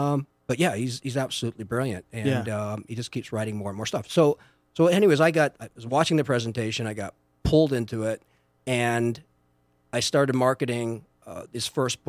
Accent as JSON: {"language": "English", "country": "Canada", "moved": "yes", "said": "I've been in this area for 20 years because I moved from Canada."}